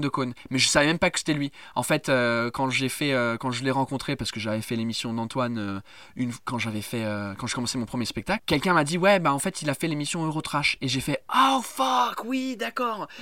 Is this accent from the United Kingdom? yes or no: yes; England, United Kingdom; French is a second language; now in France; en tant qu'anglais